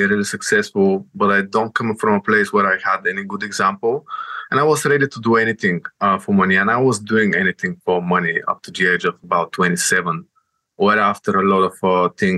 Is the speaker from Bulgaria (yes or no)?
yes; Bulgaria; moved away as an adult; now in United Kingdom; I'm coming from Bulgaria, and I'm sort of an immigrant, right? I came here to the UK with 10 euros in my pocket, like on 2014 in September.